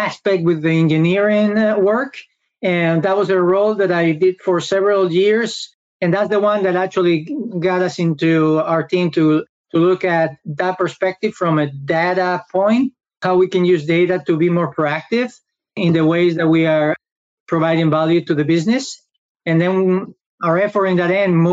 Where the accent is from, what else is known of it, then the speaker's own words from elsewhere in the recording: Spain; moved away as an adult; now in United States; I am originally from Spain, where I study law